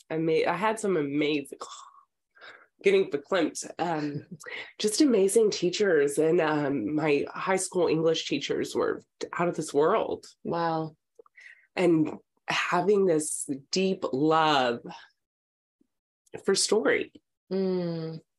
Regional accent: Texas, United States; moved away as an adult; also born or lived in Ohio / Los Angeles; now in California, United States; I'm from Texas, uh, so coming to California

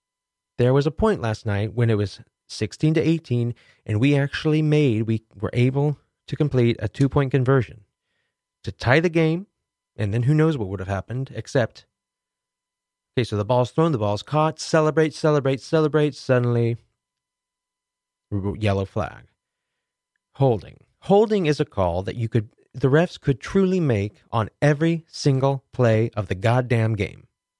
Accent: Kansas City, United States; the Kansas City Chiefs, my hometown team

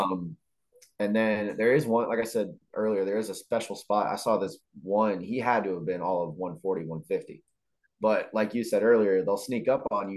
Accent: Illinois, United States; I'm from Illinois

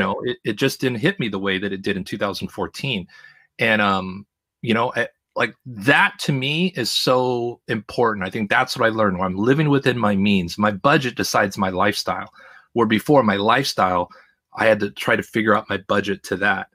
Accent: Los Angeles, California, United States; moved away as an adult; also born or lived in Seattle / Boston / New York / Idaho; I was born in Seattle, I learned to talk in Boston, walk in New York, and run in Los Angeles, and I spent the majority of my, at the time, forty-four years, probably, I don't know, at least forty of them in the L A, Orange County area

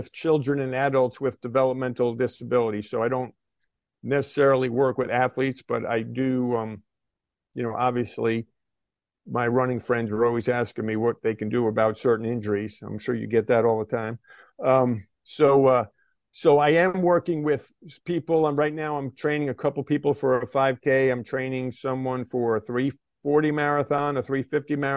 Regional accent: White Plains, New York, United States; growing up in White Plains, New York in the 1970s

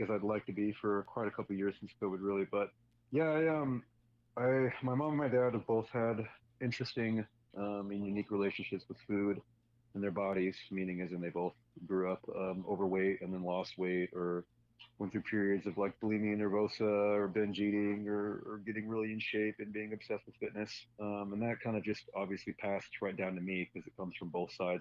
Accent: Phoenix, Arizona, United States; moved away as an adult; now in Portland, United States; Was born and raised in Phoenix, Arizona. I lived there for 21 years before I left for the Army

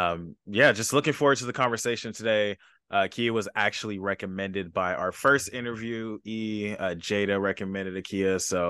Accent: Los Angeles, California, United States; I'm from Los Angeles, California, so definitely the opposite of a smaller city.

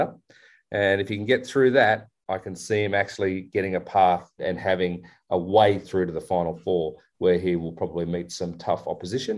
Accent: Australia; I'm Aussie

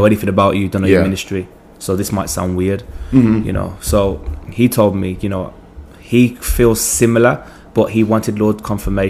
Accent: England, United Kingdom; moved away as an adult; also born or lived in Jamaica; now in Virginia, United States; I'm from England. I'm 24

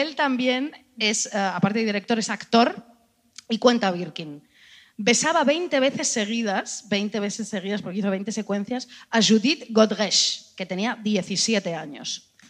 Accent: Spain; somos españolas

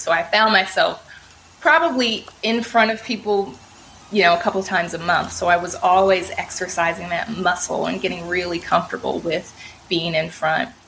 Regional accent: Oakland, California, United States; I'm born and raised in Oakland, California

